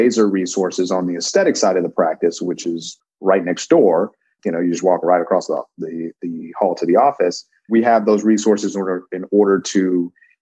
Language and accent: English; Denver, Colorado, United States; moved away; I'm originally from Denver, Colorado